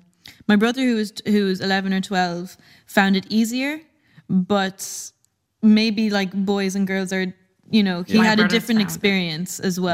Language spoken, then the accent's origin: English; Tasmania, Australia; also born or lived in Saudi Arabia; There was loads of expats in Saudi at the time. And I don't know exactly how we managed to move to Tasmania, Australia, but we did when I was 8.